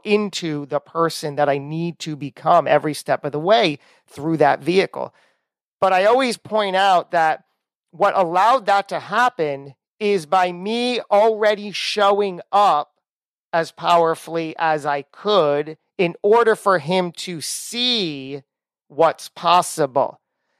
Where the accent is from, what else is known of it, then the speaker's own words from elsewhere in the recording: New Jersey, United States; We're both from Jersey